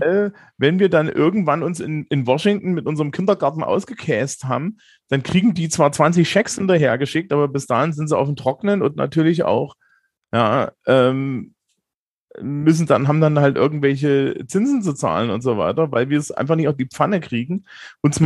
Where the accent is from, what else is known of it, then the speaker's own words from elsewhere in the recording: Germany; also born or lived in Bavaria; als Deutsche